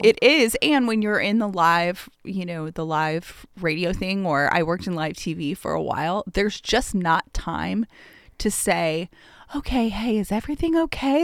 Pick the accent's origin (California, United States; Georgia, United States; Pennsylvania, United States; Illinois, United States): Georgia, United States; Atlanta; I grew up in Atlanta